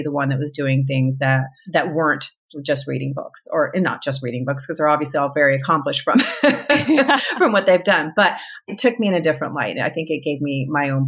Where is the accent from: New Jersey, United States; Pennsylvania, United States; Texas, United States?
Texas, United States; Grand Prairie; also born or lived in California / El Paso, Texas; I also grew up in a suburb of Dallas. It's called Grand Prairie